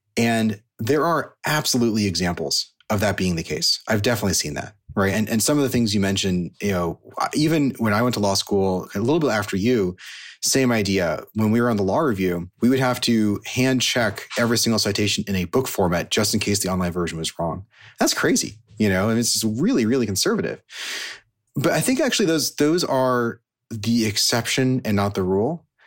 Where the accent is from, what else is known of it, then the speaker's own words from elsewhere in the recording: Silicon Valley, California, United States; So I grew up in Silicon Valley